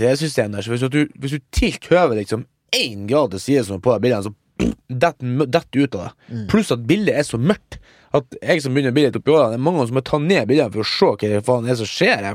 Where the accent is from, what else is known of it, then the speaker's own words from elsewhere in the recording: Mo i Rana, Nordland, Norway; moved away; hjemme på Mo, der er det jo en kino